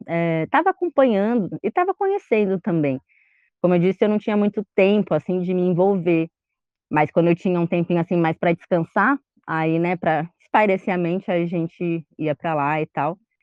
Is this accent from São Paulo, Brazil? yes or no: yes; São Paulo, Brazil; Nasci em São Paulo, mas nasci mais perto da região do centro ali, Vergueiro